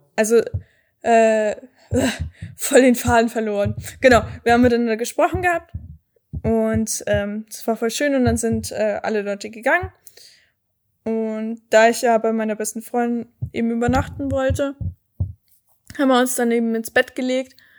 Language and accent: German; Erding, Bavaria, Germany; bei mir in der Heimatstadt in Erding